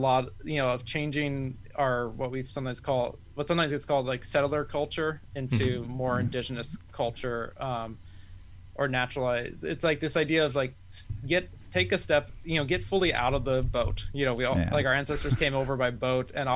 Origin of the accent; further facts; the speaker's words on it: Eastern Washington, United States; now in Western Washington, United States; I grew up in Eastern Washington where ponderosa pines were the main forest tree.